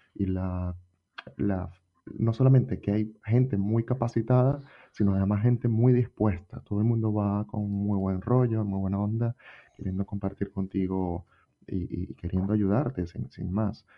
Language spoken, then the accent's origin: Spanish; Venezuela; moved away as an adult; now in Spain; Yo soy venezolano